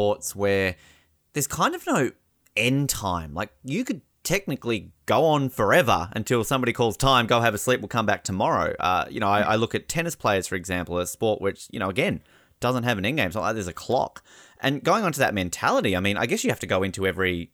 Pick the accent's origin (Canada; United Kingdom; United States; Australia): Australia; moved away; as an Australian